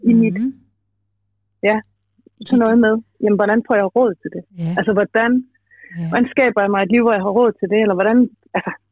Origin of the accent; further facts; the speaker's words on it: Aarhus, Central Denmark Region, Denmark; moved away; also born or lived in Copenhagen; Jeg kommer fra Aarhus